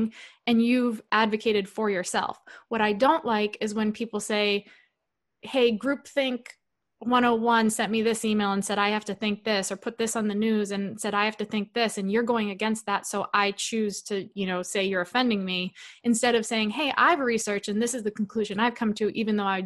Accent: New England, United States; moved away; we're both from New England

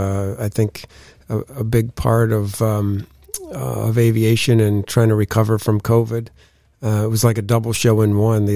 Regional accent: New York, United States; as a kid growing up in the Finger Lakes region of upstate New York, the Erie Canal was just at the bottom of my street.

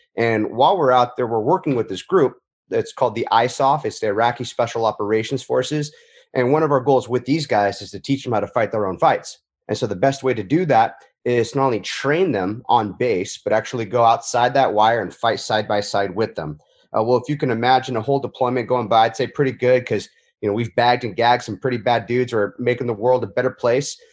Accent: Huntington Beach, California, United States; my hometown Huntington Beach, California

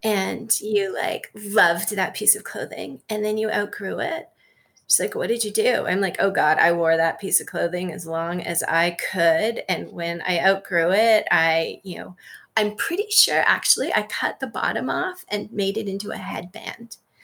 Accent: Canada; moved away as an adult; now in United States; I'm Canadian.

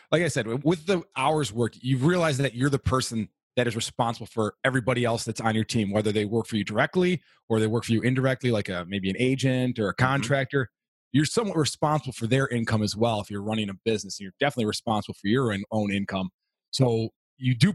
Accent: Florida, United States; also born or lived in Alaska; I was actually born in Alaska. My dad was working in the oil fields in Prudhoe Bay. So I was born there, moved to Florida through most of elementary and part of middle school.

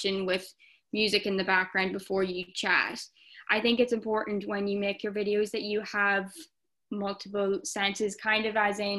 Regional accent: Ireland; I am an Irish TikToker.

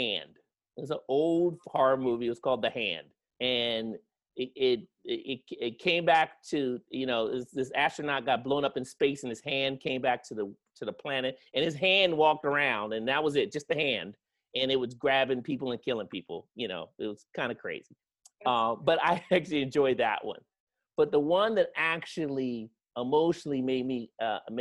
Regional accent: Yeadon, Pennsylvania, United States; moved away as an adult; now in Pasadena, United States; I'm originally from Pennsylvania, a small town called Yaden, Pennsylvania

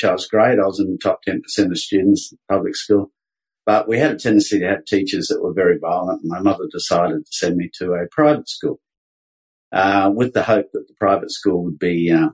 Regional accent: Brisbane, Queensland, Australia; moved away; also born or lived in Sydney; I was born up in Brisbane. I'm a Queensland boy, born in the mid-50s

